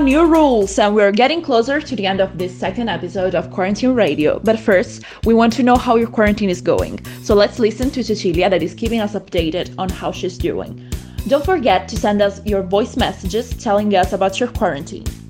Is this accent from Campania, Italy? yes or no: no; Molise, Italy; We are from Molise